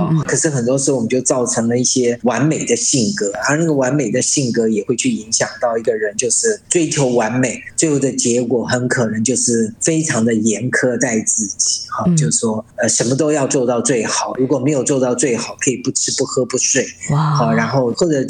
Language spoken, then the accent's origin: Chinese; China; 对啊，很多时候我们中国人嘛，哈，就比较律己慎言